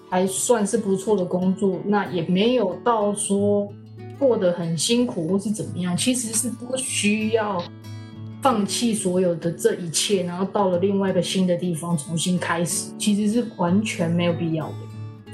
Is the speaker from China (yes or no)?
no; Taipei, Taiwan; moved away as an adult; now in Toronto, Canada; 我也是台湾人，我是台北人。 然后我现在也在加拿大，在多伦多念书。我，我比较老了一点，我已经三十二岁。虽然我三十二岁，但是我还是学生